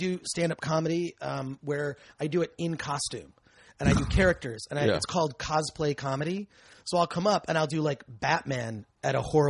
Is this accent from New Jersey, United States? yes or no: no; Michigan, United States; I grew up in Michigan.